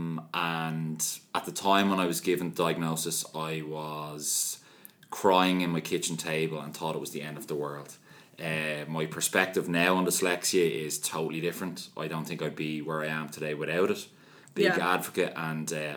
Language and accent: English; Dublin, Leinster, Ireland; born and raised in Dublin, South Dublin